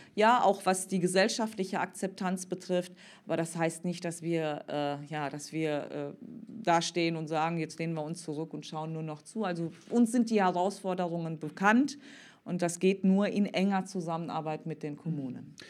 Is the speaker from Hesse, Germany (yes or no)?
no; Cologne, North Rhine-Westphalia, Germany; als Kölnerin